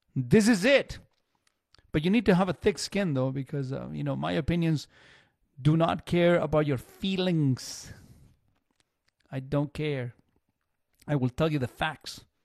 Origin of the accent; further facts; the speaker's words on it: Chile; now in Canada; I, I grew up in Chile, and it's all metric